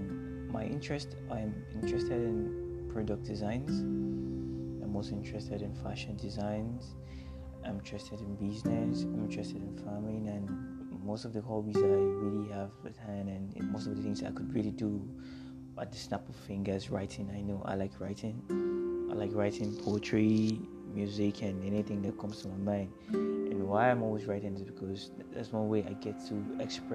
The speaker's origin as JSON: {"language": "English", "region": "Cross River", "country": "Nigeria", "moved": "yes", "lives_now": "Lagos, Nigeria", "said": "I'm from Cross River State, Nigeria, and I'm currently based in Lagos."}